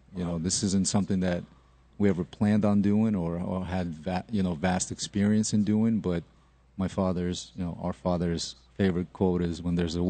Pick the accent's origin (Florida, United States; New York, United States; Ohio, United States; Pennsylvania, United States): New York, United States; born or raised there; also born or lived in Odessa, Ukraine